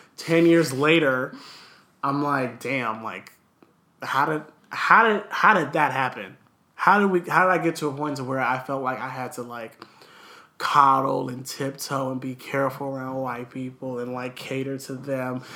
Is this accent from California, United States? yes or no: yes; Los Angeles, California, United States; also born or lived in Downey; I was born in Los Angeles nearly 27 years ago